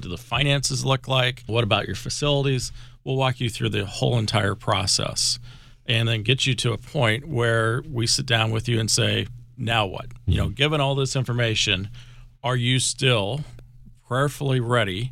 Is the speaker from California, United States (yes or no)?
no; Nebraska, United States; moved away; also born or lived in Maryland; growing up in Nebraska